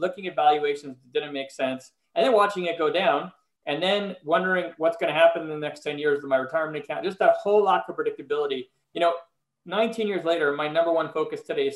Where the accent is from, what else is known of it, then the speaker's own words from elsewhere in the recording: Montreal, Quebec, Canada; moved away as an adult; also born or lived in Philadelphia, United States; now in Los Angeles, United States; I am originally from Montreal, Canada, and I moved to Philly in 1998